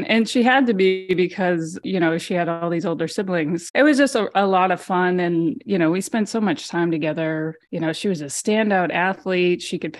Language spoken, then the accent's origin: English; Massachusetts, United States; We grew up on the South Shore of Massachusetts. And we lived in a split ranch home and, you know, at the end of a dead end street.